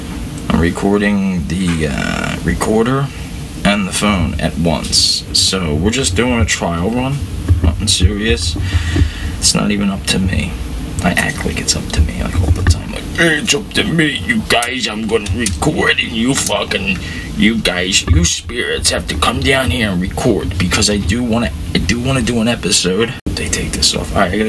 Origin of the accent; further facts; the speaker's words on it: Singapore; I don't know how Singapore people... I am from Singapore.